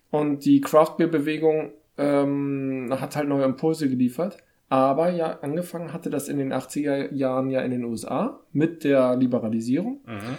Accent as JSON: {"language": "German", "region": "Hamburg", "country": "Germany", "said": "Die Daniel Wischer Fassbrause, die kenne ich nicht. Könnte man kennen als Hamburger."}